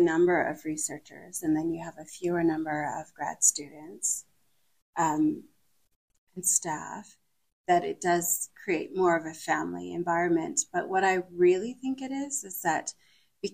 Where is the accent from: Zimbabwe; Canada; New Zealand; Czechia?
Canada; West Kootenays, British Columbia; now in Calgary, Canada; I grew up in the West Kootenays. And then when I moved to Calgary